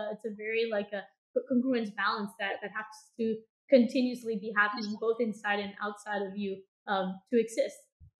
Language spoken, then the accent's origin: English; Bogotá, Bogotá Capital District, Colombia; moved away as an adult; now in Los Angeles, United States; I grew up in Colombia, in Bogota